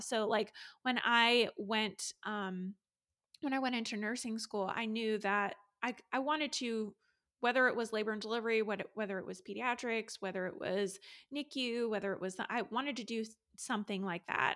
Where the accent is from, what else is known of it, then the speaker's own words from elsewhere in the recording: Raleigh, North Carolina, United States; I am a labor and delivery nurse from Raleigh, North Carolina